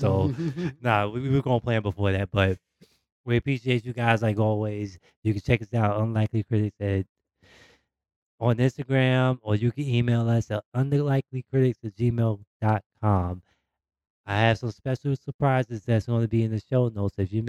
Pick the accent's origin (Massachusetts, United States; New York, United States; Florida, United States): New York, United States; New York City; I'm from Queens.